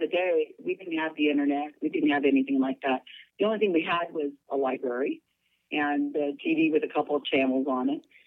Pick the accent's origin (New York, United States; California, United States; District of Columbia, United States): California, United States; Salinas; I'm born and raised in Salinas, California